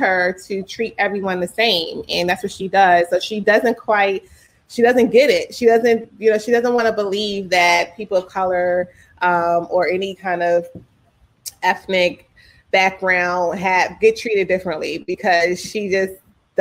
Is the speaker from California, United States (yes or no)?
no; Philadelphia, Pennsylvania, United States; also born or lived in Texas / Pittsburgh; I was born in Texas and then we moved to Philly when I was five. So all I can remember as a child is Philadelphia.